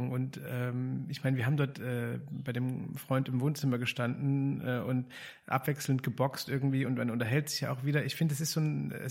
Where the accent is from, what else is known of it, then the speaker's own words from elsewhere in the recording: East Germany, Germany; ich mich als Ostdeutscher